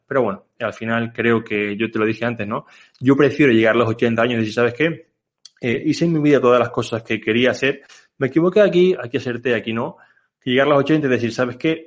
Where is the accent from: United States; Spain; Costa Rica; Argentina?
Spain; Canary Islands; moved away as an adult; also born or lived in Barcelona; now in Mallorca, Spain; yo soy una persona que soy de Canarias